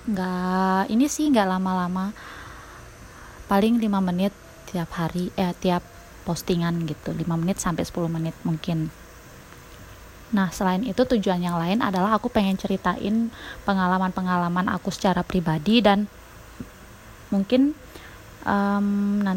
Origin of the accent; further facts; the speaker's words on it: West Nusa Tenggara, Indonesia; now in Shigaraki, Japan; Aku asli dari Lombok, NTB, Indonesia, tapi sekarang tinggal di Jepang. Tepatnya di Sigaraki.